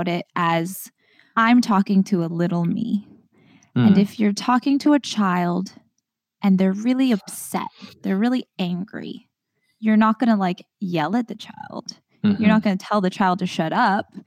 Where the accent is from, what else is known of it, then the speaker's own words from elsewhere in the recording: Trinidad & Tobago; now in United States; I feel like I'm Trinidadian